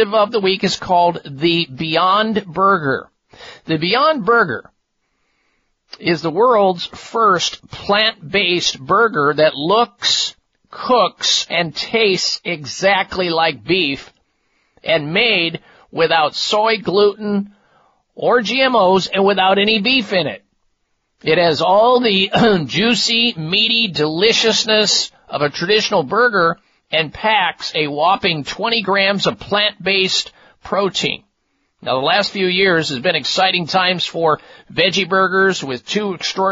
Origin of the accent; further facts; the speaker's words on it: Midwest, United States; what I used to eat growing up in the Midwest